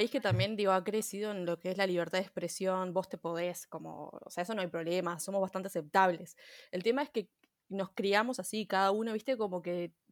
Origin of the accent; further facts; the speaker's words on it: Uruguay; Pero somos uruguayas, somos uruguayas.